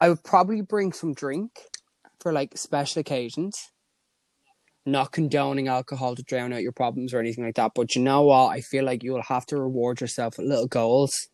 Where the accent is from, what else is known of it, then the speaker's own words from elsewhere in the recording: Dublin, Leinster, Ireland; moved away as an adult; now in County Kerry, Ireland; I'm in rural Kerry at the minute, like, and I'm an outsider from Dublin down here